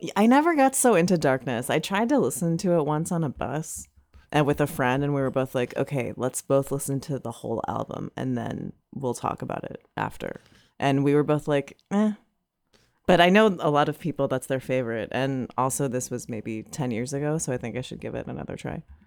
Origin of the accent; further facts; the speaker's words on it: East Coast, United States; growing up on the East Coast and being on the boardwalk